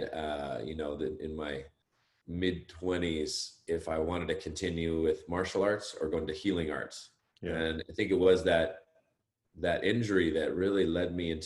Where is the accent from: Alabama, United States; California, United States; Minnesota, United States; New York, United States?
California, United States; Los Gatos; also born or lived in Berkeley, California; now in Santa Cruz, United States; I grew up in Northern California. I grew up in Los Gatos